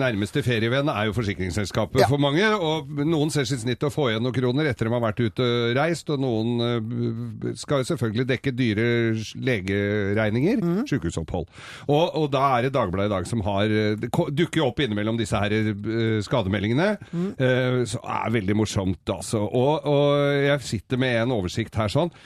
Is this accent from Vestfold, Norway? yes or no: no; Inderøy, Trøndelag, Norway; Jeg er fra Inderøya i Nord-Trøndelag